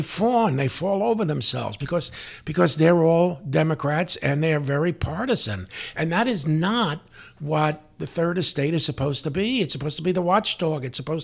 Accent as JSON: {"language": "English", "town": "Bronx", "region": "New York", "country": "United States", "tie": "born or raised there", "moved": "yes", "lives_now": "San Diego, United States", "said": "Yes, my hometown. I was a police officer there. I worked in Hunts Point once in a while. But I have to be honest, as a San Diego person"}